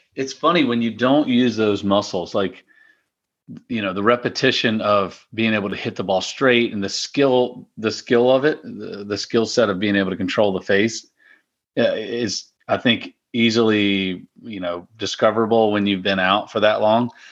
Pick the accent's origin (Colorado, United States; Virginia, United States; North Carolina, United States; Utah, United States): Virginia, United States; Powhatan; Mill Quarter, uh, plantation in, in my hometown in Powhatan